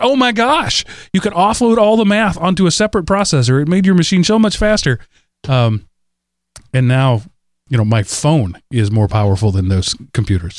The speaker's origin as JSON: {"language": "English", "region": "Texas", "country": "United States", "tie": "born or raised there", "moved": "yes", "said": "I was from Texas in that time"}